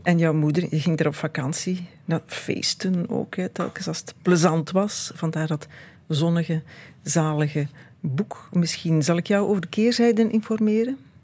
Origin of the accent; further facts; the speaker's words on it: Beverlo, Flanders, Belgium; Wij zijn geboren in Beverlo, niet ver van Meerhout, Merret.